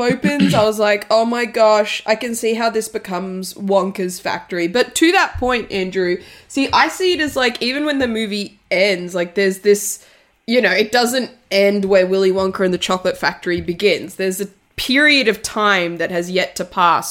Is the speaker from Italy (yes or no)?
yes; Italy; I'm from Italy